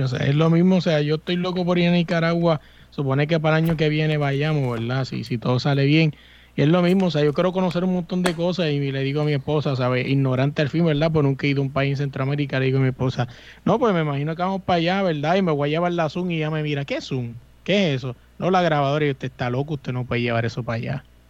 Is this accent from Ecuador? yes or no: no; Puerto Rico; yo soy boricua